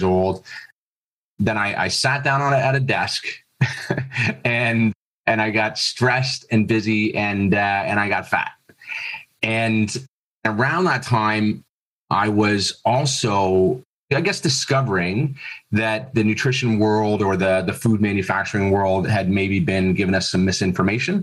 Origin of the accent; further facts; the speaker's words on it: Toronto area, Ontario, Canada; moved away as an adult; also born or lived in Florida, United States; now in Australia; I'm originally from Canada, Toronto area, moved to Florida